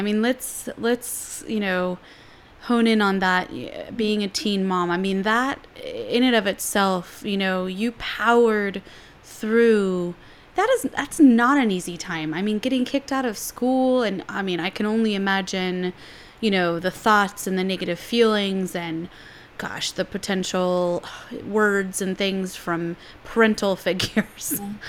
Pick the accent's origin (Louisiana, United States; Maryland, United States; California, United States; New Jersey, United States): California, United States; San Francisco; now in New York City, United States; when I moved to New York City, you know, I came from San Francisco, all yogi and like love and peace, not hate and war, whatever.